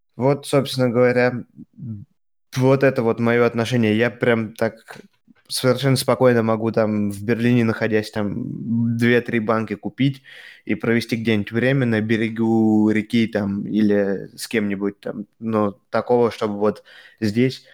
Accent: Russia; now in Germany; я из России

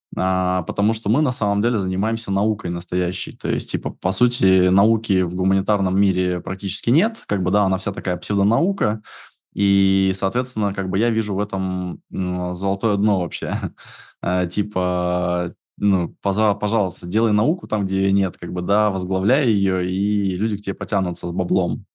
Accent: Siberia, Russia; я из тех краев, где невозможно это иметь

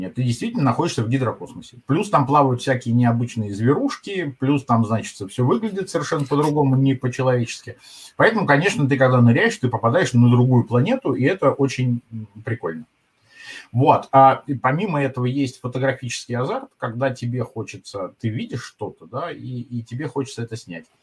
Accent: Moscow, Russia; А я клянусь, что я вот прожил в Москве 50 лет, я москвич.

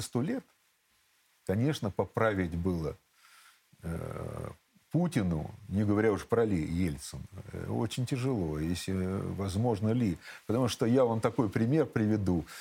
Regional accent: Kharkiv, Kharkiv Oblast, Ukraine; born or raised there; accent: southern Russian dialect; moved away as an adult; also born or lived in Shepetivka, Ukraine; now in Russia

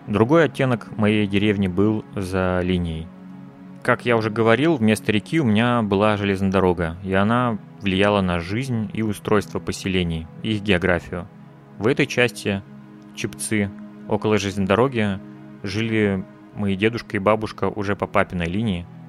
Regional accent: Russia; я родился в России

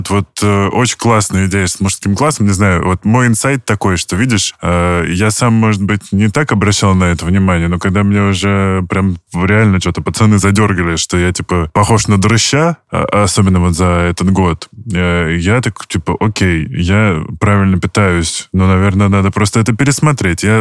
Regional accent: Stupino, Moscow Oblast, Russia; я из Ступина

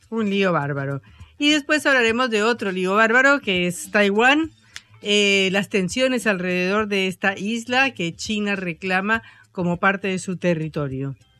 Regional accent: Colombia; now in Argentina; una colombiana acostumbrada a la pobreza

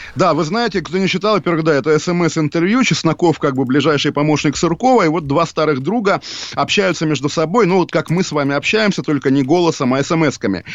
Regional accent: Russia; я русский, я русский человек

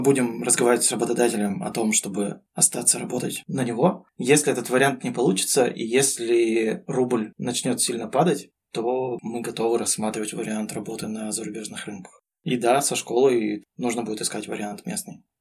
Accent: Russia; moved away as an adult; now in Fethiye, Turkey; Мы из России, мы гордимся тем, что мы из России

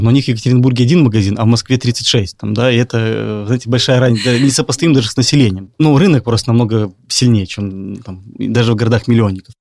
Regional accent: Minsk, Belarus; moved away; я из Минска сам

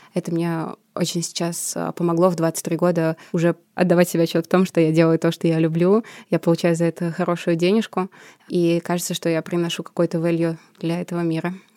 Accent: Samara, Samara Oblast, Russia; moved away as an adult; now in Moscow, Russia; Я сама родом из Самары

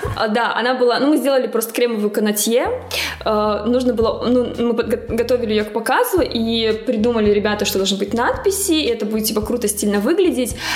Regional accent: Magadan, Magadan Oblast, Russia; now in Saint Petersburg, Russia; я из Магадана

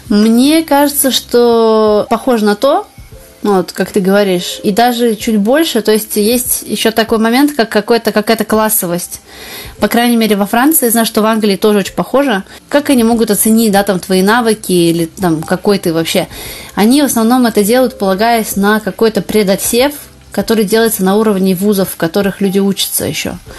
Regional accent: Russia; now in Paris, France; я из России

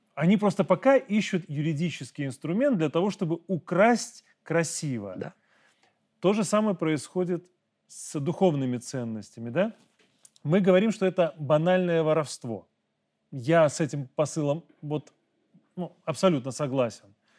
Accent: Belarus; мы, белорусы

